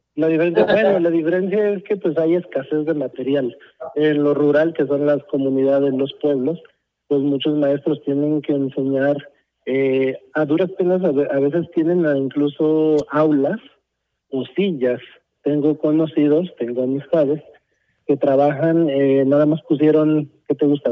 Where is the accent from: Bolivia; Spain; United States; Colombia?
United States; now in Mexico; yo crecí en Estados Unidos